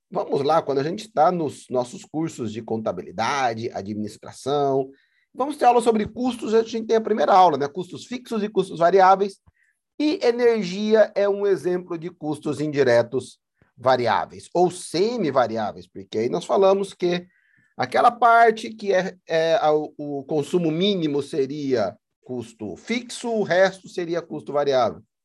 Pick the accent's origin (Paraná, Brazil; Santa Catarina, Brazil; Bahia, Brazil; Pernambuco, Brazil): Paraná, Brazil; moved away as an adult; also born or lived in São Paulo, Brazil; now in Moorhead, United States; a companhia paranense de energia no estado de onde eu sou nascido e criado